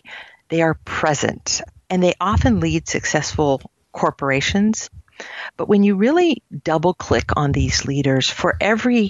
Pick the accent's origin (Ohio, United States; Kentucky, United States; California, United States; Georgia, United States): California, United States; Silicon Valley; I grew up in Silicon Valley